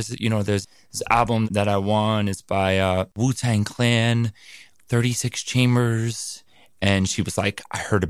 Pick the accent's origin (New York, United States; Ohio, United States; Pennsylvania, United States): New York, United States; New York City; Born and raised on the Upper West